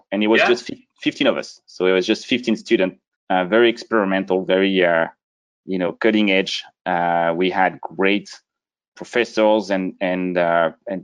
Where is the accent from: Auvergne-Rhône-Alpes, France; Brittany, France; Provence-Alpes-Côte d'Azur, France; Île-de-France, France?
Brittany, France; moved away; I grew up a small town in the northwest region of France called Brittany